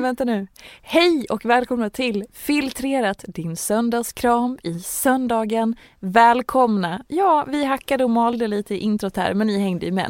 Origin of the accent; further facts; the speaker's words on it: Dalarna County, Sweden; moved away; när vi skulle gifta oss och ha bröllopet hemma i Dalarna